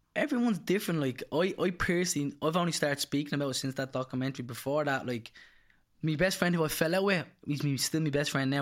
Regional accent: Dublin, Leinster, Ireland; I'm from Charlemont Street, originally Fletcher's, actually only up the road, and, uh, pretty rough area.

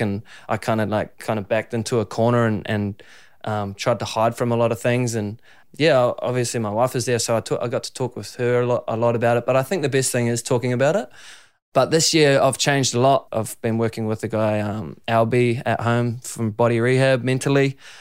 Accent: Raglan, Waikato, New Zealand; growing up in Raglan

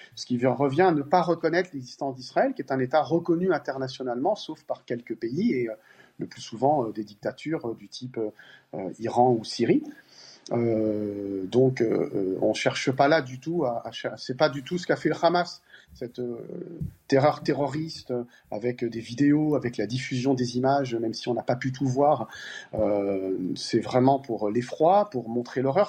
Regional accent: Paris, Île-de-France, France; Moi, je suis parisien et français

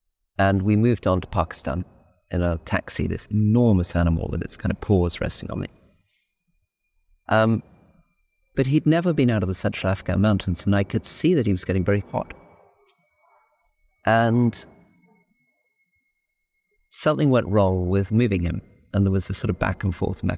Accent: Malaysia; we grew up in Malaysia after independence

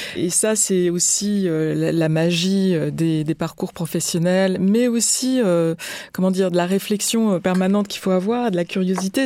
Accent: France; Je suis née et grandi en France

